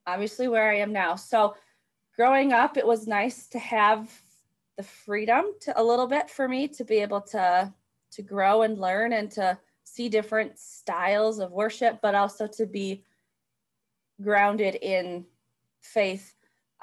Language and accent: English; Chippewa Falls, Wisconsin, United States; I grew up in Chippewa Falls, Wisconsin